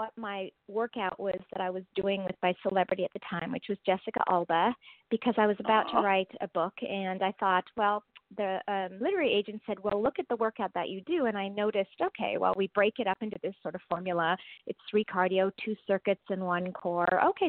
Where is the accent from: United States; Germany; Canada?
Germany; born there; I was born in Germany, and I really didn't identify with being Indian.